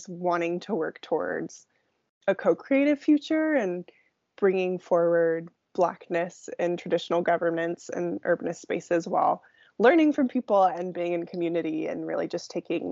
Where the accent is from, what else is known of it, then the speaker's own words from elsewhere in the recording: Silicon Valley, San Francisco Bay Area, California, United States; moved away as an adult; now in Seattle, United States; So I grew up in the Silicon Valley